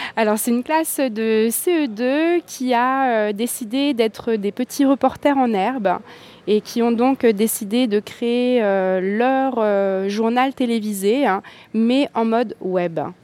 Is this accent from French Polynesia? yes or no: yes; French Polynesia; chez nous, en Polynésie